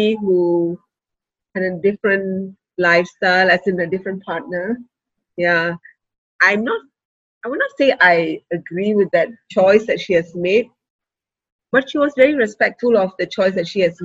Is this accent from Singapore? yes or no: yes; Singapore; I grew up in Redhill